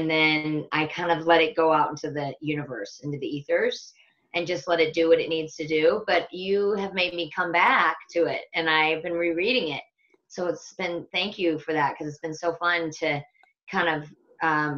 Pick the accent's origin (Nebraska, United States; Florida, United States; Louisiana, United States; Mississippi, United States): Nebraska, United States; Omaha; now in Bend, United States; I was born right in the middle of the United States in the Midwest in a town called Omaha, Nebraska, to a large Irish Catholic family.